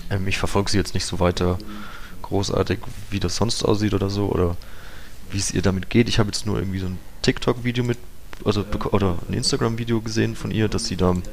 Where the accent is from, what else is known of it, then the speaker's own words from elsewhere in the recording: Bavaria, Germany; Meine Heimat ist nördlich von Würzburg, ähm, im nördlichen Unterfranken, im, im, in der Vorrhön sozusagen.